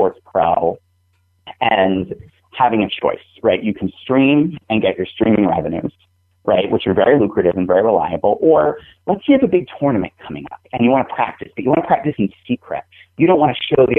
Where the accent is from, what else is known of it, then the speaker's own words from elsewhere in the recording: New England, United States; I'm from New England